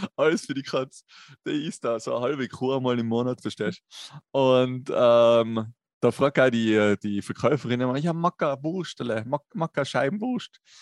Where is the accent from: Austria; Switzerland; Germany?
Austria; Tyrol; bei uns in Tirol